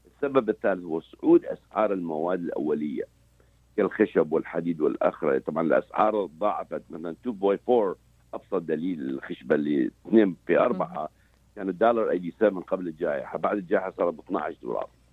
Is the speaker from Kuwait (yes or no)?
no; Iraq; moved away as an adult; now in United States; احنا كعراقيين